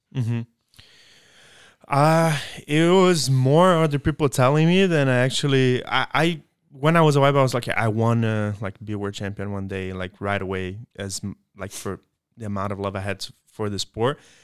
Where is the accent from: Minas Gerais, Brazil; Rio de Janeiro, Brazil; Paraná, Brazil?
Minas Gerais, Brazil; Belo Horizonte; moved away as an adult; now in United States; I'm from Belo Horizonte, southeast, so, uh, state of Minas Gerais